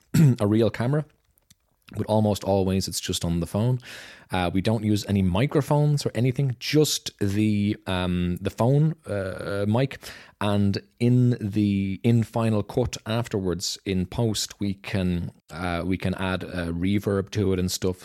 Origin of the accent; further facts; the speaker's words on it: Dublin, Leinster, Ireland; moved away as an adult; now in Germany; I'm from Dublin, Ireland